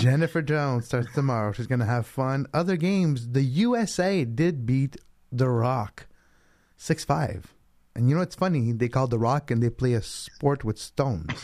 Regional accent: Canada; as Canadian

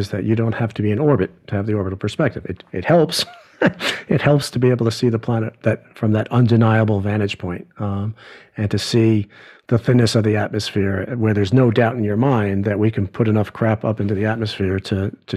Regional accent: New York, United States; growing up in New York, my universe, when I was a kid, you know, didn't extend past the Hudson River

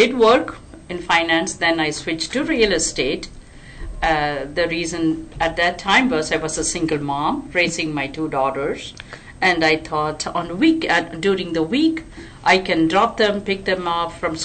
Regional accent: India; moved away as an adult; now in Texas, United States; I was born in India, raised in India, moved to America 4 decades ago.

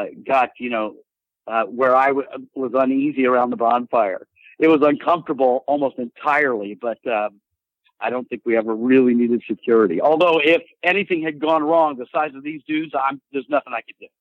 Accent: South Carolina, United States; I'm from South Carolina

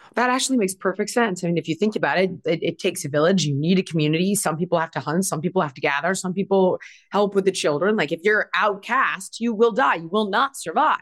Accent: Los Angeles, California, United States; I grew up in Los Angeles.

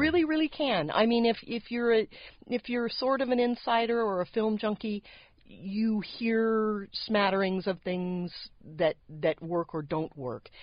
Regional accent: San Diego, California, United States; also born or lived in Los Angeles; I grew up in the San Diego area

